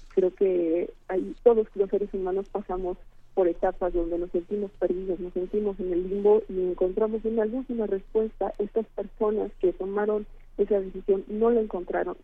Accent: Querétaro, Mexico; en el estado de Querétaro, de donde yo soy originaria

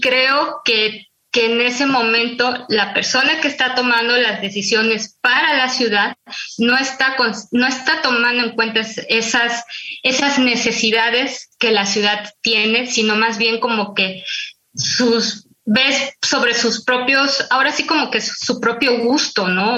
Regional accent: Tuxtla Gutiérrez, Chiapas, Mexico; now in Mexico City, Mexico; yo cuando era niña, este, recuerdo que, que nos hicieron plantar árboles en Tusla Gutiérrez, allá en Chiapas, de donde soy

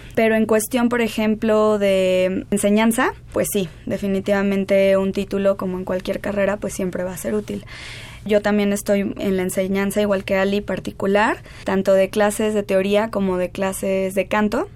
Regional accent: Mexico City, Mexico; Yo soy de aquí del DF.

